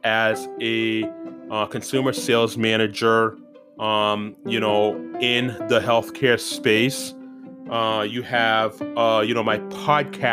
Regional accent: Haiti; also born or lived in Central Illinois; now in United States; I am from Haiti

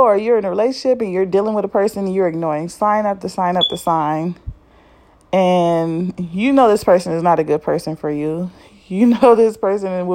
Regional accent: Compton, California, United States; I grew up in Compton, California in L.A. and some of the bad neighborhoods

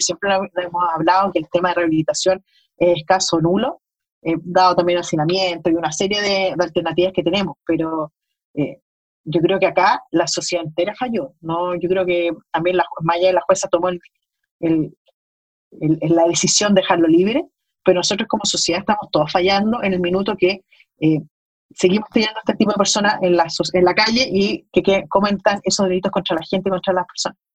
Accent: Chile; como, chileno.

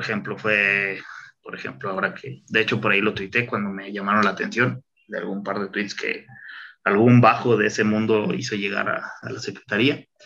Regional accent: Irapuato, Guanajuato, Mexico

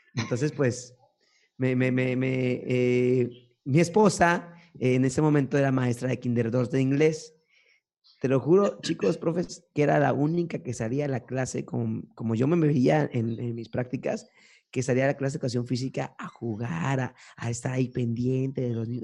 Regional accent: Córdoba, Veracruz, Mexico; also born or lived in Fortín de las Flores / Orizaba; Y pues estuve viviendo gran parte de mi vida en Córdoba y ya parte final pues estaba en Fortín.

